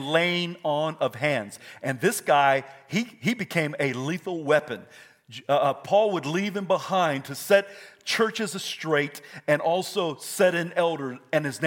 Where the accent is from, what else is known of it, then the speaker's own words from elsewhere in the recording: Idaho, United States; I'm from Idaho.